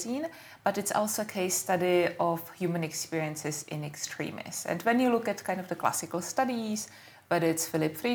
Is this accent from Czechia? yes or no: yes; Czechia; now in United Kingdom; I am Czech and I'm British